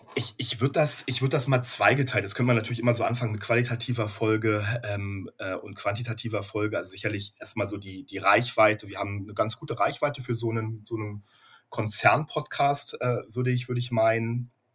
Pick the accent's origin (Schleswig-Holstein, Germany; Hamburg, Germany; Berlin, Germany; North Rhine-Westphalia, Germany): Berlin, Germany; moved away as an adult; now in Gütersloh, Germany; ich bin gebürtiger Berliner